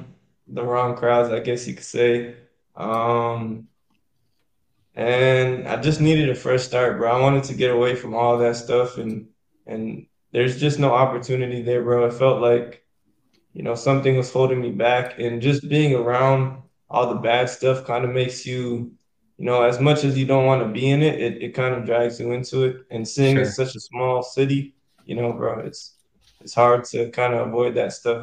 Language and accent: English; Manchester, New Hampshire, United States; moved away as an adult; also born or lived in Daytona, Florida; now in Jacksonville, United States; I'm from a small city, smaller city, real tight-knit, Manchester, New Hampshire. So all the way up north, very small city. Everywhere you go, you know somebody. And yeah, that's where I'm from. Lived there all my life